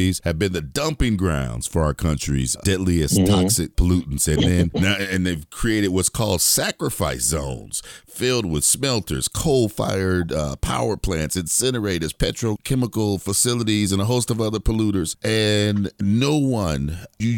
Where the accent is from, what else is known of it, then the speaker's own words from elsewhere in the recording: Gary, Indiana, United States; There was one less than a mile from my house where I grew up in Gary